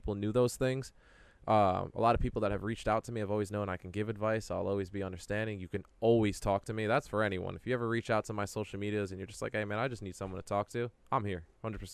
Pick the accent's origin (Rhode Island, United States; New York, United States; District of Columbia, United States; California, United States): Rhode Island, United States; Pawtucket; We grew up in Pawtucket, didn't really have a lot of things